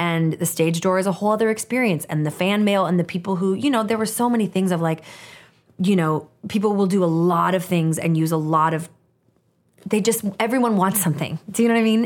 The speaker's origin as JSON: {"language": "English", "town": "Portland", "region": "Oregon", "country": "United States", "tie": "born or raised there", "also_born_or_lived": "Olympia, Washington", "said": "when I was nine years old, my parents divorced. And my mom and I moved from Olympia, Washington, Portland, Oregon"}